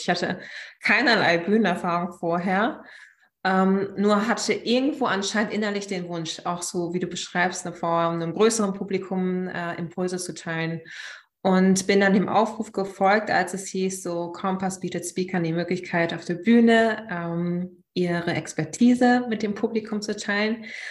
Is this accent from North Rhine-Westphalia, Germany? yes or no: yes; Münsterland, North Rhine-Westphalia, Germany; moved away as an adult; now in Berlin, Germany; ich komme ursprünglich aus dem Münsterland und bin vor, wie lange ist es her, vor mehr als sechs Jahren nach Berlin gezogen